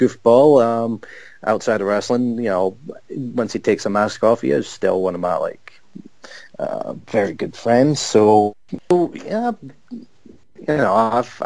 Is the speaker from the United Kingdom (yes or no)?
yes; Greenock, Scotland, United Kingdom; Greenock is also my hometown